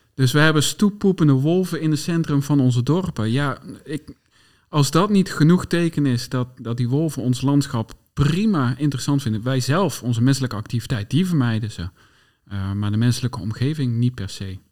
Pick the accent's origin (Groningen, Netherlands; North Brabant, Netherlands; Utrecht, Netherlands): North Brabant, Netherlands; moved away; also born or lived in Bennekom / Veluwe; ik ben opgegroeid in Brabant, tussen de bossen